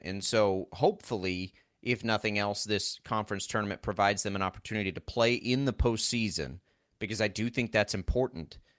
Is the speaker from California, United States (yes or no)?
no; Texas Panhandle, United States; moved away; growing up in the Panhandle of Texas